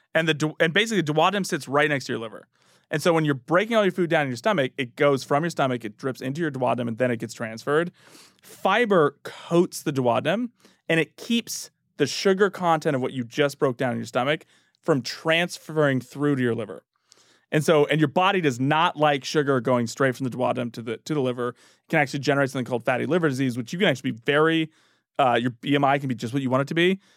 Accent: Northern California, United States; now in Washington, United States; I'm from Northern California

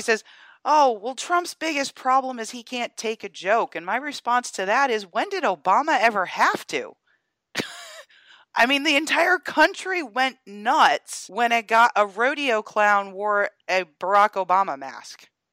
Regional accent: Georgia, United States; my home state of Georgia

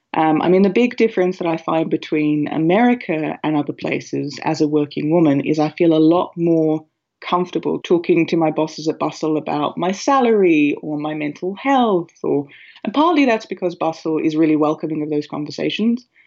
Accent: Australia; moved away as an adult; now in Ireland; I'm an Australian working in Ireland for an American company

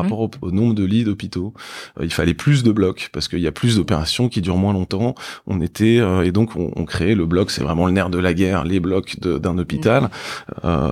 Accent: Paris, Île-de-France, France; j'ai grandi euh, donc à Paris

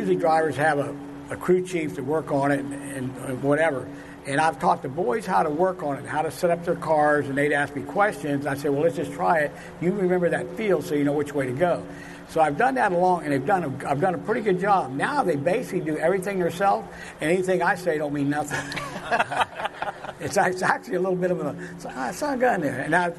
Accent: Miami, Florida, United States; moved away; I'm from Miami originally

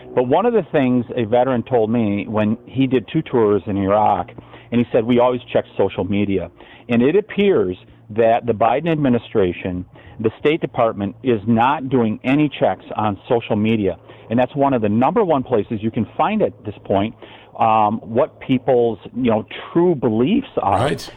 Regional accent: Wisconsin, United States; my home state

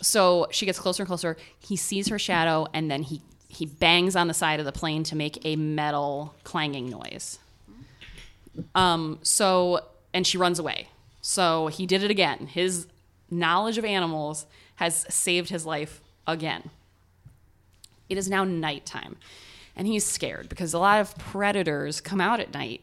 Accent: Ohio, United States; accent: American Ohio; my American Ohio accent

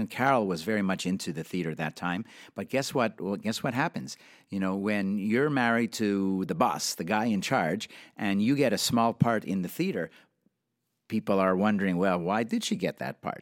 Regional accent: Montreal, Quebec, Canada; I grew up in Canada, in Montreal

